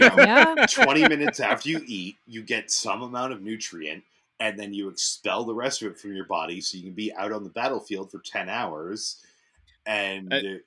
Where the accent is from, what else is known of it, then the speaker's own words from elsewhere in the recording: Dover, Massachusetts, United States; accent: Boston; So where I grew up was in Dover, Massachusetts.